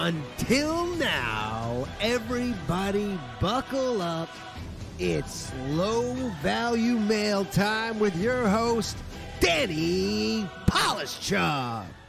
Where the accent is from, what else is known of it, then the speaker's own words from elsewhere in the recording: Burlington, Ontario, Canada; Burlington, Ontario, what is up? My hometown